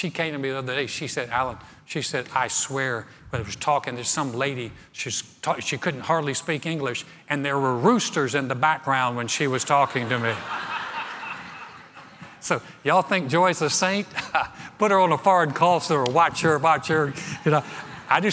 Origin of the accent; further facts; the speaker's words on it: North Carolina, United States; moved away; I grew up in North Carolina